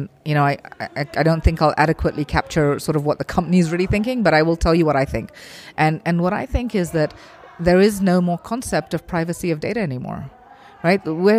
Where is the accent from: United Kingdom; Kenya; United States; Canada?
Kenya; You look at the issues in Africa, and I'm from Kenya, so for me this is a very personal issue for me